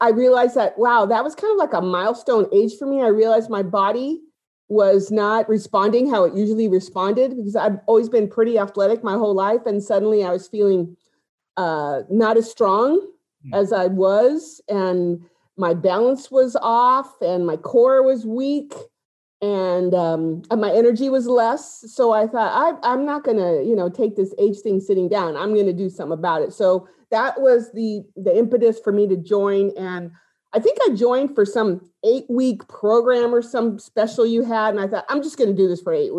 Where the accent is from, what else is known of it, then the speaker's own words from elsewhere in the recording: Los Angeles, California, United States; I was born and raised in East